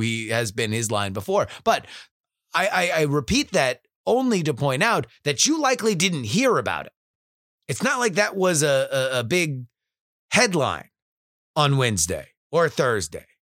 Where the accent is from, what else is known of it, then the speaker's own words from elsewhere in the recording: South Florida, United States; moved away; growing up in South Florida